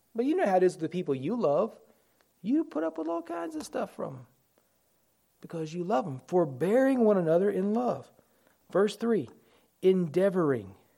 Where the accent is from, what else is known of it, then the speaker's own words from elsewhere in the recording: United States; We're all American citizens.